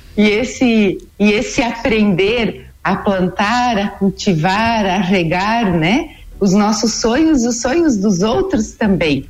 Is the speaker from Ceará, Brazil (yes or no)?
no; Treze Tílias, Santa Catarina, Brazil; eu sou natural de Treze Tilhas, ali do meio oeste